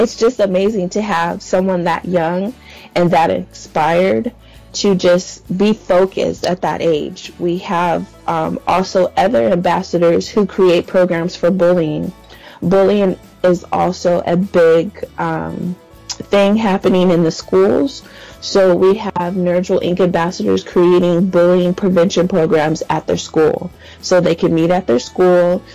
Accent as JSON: {"language": "English", "town": "San Diego", "region": "California", "country": "United States", "said": "I'm from San Diego, California."}